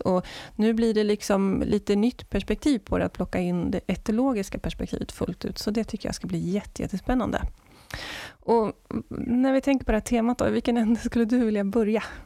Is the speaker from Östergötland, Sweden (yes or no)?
no; Skövde, Västra Götaland, Sweden; Jag är uppvuxen i Skövde.